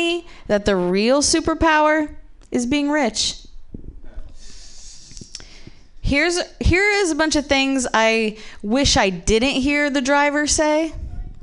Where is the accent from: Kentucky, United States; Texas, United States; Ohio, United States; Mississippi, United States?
Ohio, United States; I'm from the Midwest, but I'm actually from Ohio